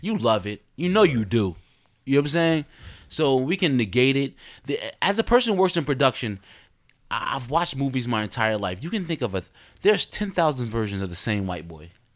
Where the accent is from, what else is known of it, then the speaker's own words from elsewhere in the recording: Newark, New Jersey, United States; I'm a card from Jersey, Brick City